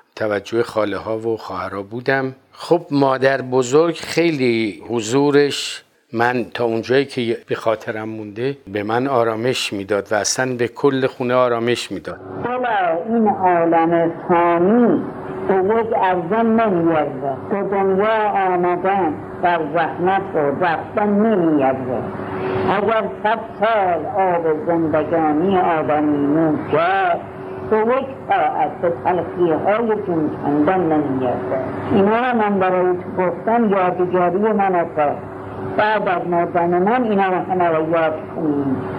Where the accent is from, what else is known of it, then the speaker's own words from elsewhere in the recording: Tehran, Tehran Province, Iran; در محله عباسی تهران به دنیا آمدم تا حدود چهار پنج سالگی شاید کمتر من در اون محله زندگی میکردم